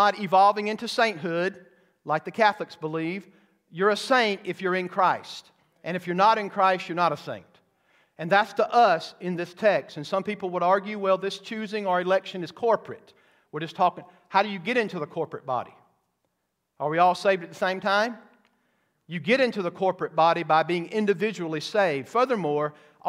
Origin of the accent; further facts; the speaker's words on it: the South, United States; I grew up in the South